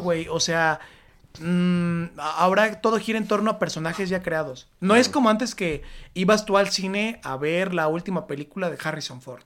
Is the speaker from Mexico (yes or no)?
yes; State of Mexico, Mexico; Yo soy del Estado de México